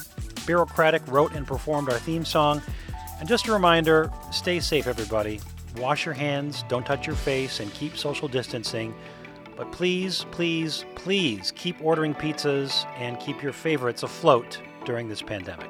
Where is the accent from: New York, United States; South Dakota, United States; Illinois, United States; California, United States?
Illinois, United States; Chicago; I'm going to tell you this as a Chicagoan.